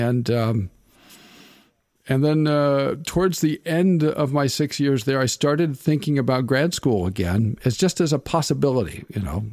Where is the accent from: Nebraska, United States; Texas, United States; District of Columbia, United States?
Nebraska, United States; moved away; I'm from, I'm from Nebraska